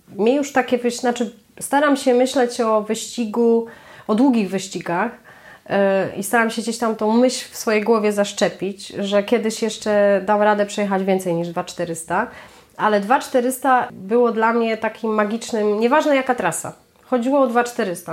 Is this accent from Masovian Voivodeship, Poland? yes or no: yes; Masovian Voivodeship, Poland; z Mazowszem, tak? To, jest moje, to są moje rodzinne strony.